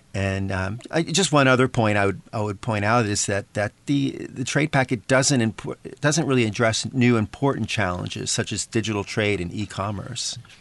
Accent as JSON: {"language": "English", "country": "United States", "moved": "yes", "lives_now": "Taiwan", "said": "my my home country, the United States"}